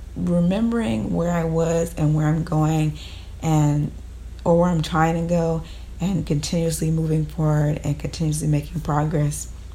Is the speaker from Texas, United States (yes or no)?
yes; Texas, United States; I'm in Texas, um, because I was born in Texas